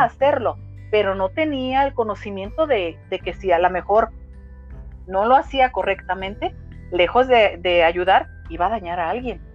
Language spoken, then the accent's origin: Spanish; Guadalajara, Jalisco, Mexico; Nací aquí en Guadalajara, Jalisco